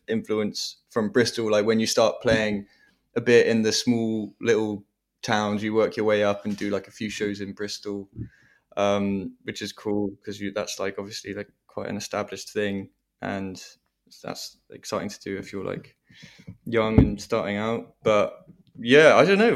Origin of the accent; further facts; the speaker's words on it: Devon, South West England, United Kingdom; Devon in the West Country